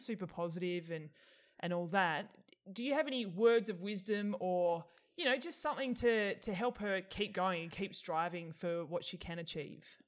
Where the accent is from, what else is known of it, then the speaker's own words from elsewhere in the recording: Australia; I'm Australian